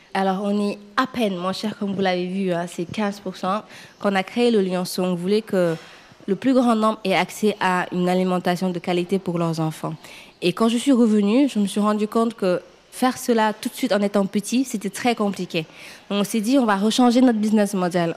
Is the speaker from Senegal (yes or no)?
yes; Senegal; moved away as an adult; now in France; quand j'ai quitté le Sénégal, j'étais très jeune